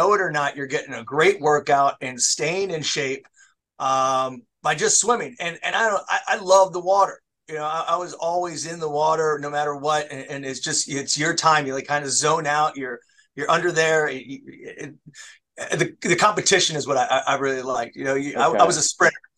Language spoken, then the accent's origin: English; Rockville, Maryland, United States; also born or lived in Pennsylvania; I actually grew up here. I grew up in Montgomery County, grew up in Rockville.